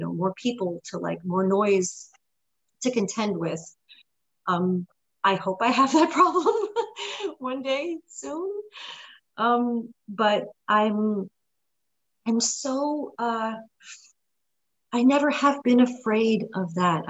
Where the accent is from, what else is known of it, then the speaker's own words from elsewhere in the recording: New York, United States; also born or lived in Lugano, Switzerland; I was born in Lugano, Switzerland, but I grew up in New York.